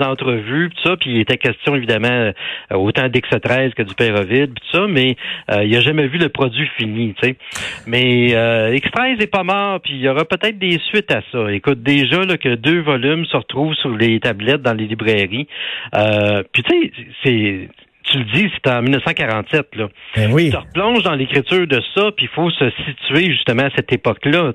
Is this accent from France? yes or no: no; Laval, Quebec, Canada; chez nous à Laval